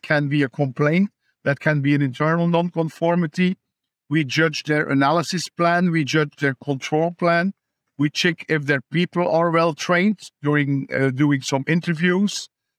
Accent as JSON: {"language": "English", "town": "Ypres", "region": "Flemish Region", "country": "Belgium", "tie": "born or raised there", "said": "I run a little small animal practice in my hometown of Ypres."}